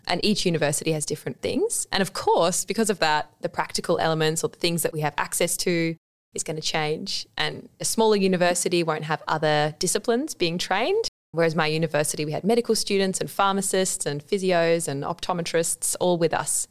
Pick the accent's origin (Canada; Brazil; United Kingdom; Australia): Australia; Adelaide, South Australia; I'm from Adelaide. So, I was at Adelaide High School and I had a really great five years there